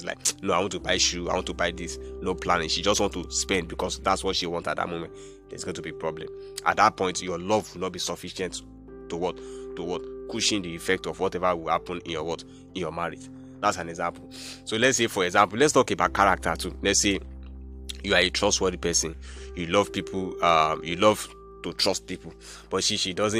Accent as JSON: {"language": "English", "country": "Nigeria", "said": "I'm from Nigeria"}